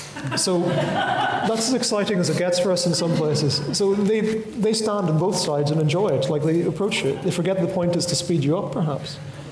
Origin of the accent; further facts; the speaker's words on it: Northern Ireland, United Kingdom; I'm from Northern Ireland.